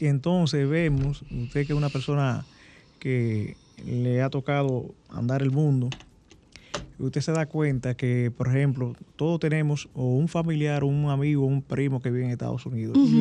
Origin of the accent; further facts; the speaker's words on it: Dominican Republic; nosotros eh, como dominicanos